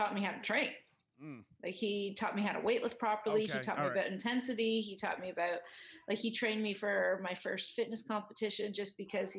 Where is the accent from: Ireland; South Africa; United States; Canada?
Canada; I'm Canadian.